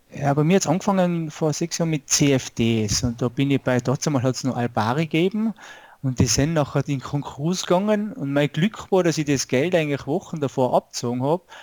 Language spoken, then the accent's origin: German; Tyrol, Austria; komme aus Tirol, also aus Österreich